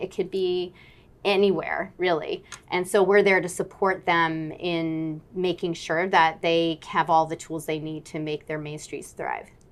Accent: Fairfield, Connecticut, United States; I grew up in Connecticut

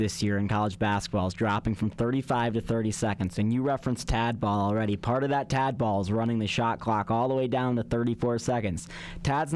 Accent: Chicago, Illinois, United States; now in Colorado, United States; growing up in Chicago

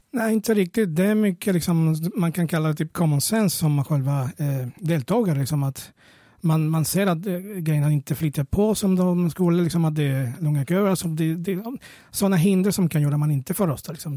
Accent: Venezuela; now in Sweden; jag kommer från Venezuela från början

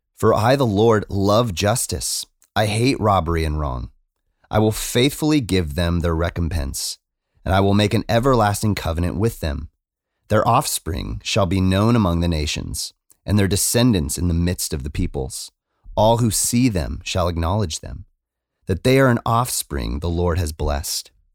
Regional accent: Arizona, United States; moved away; I come from Arizona

